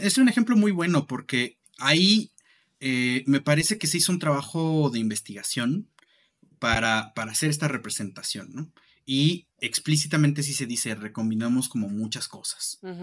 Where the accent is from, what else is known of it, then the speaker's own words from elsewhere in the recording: Mexico; nosotros mismos como, como ciudadanía mexicana